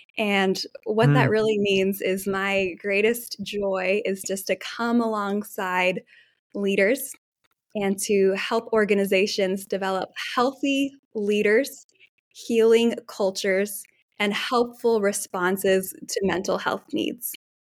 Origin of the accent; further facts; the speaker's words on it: Nairobi, Kenya; I grew up in Nairobi, Kenya, in East Africa, and was shaped very much by just the 20 years my family's lived there.